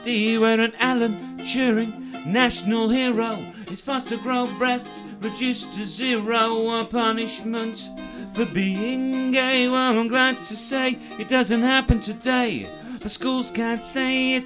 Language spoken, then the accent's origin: English; United Kingdom; I am allegedly British, but this is just an accident of geography